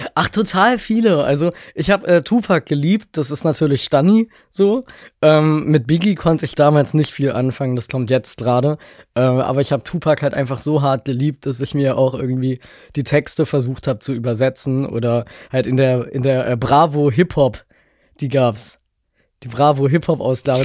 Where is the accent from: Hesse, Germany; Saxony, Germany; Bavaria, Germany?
Saxony, Germany; Leipzig; ich bin aus Leipzig